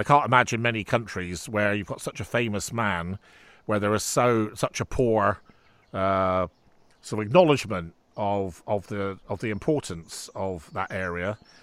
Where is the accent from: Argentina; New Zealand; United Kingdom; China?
United Kingdom; Bridgwater, South West England; I was born in Bridgewater